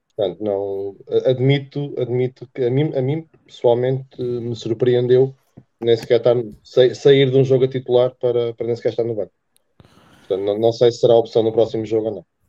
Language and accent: Portuguese; Terceira, Azores, Portugal; moved away; also born or lived in Coimbra; terceirense ou açoriano, melhor dizendo, nascido em Coimbra